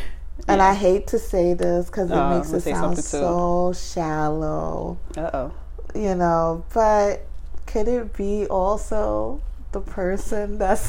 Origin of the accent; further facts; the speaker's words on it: New York City, New York, United States; I'm from Brooklyn.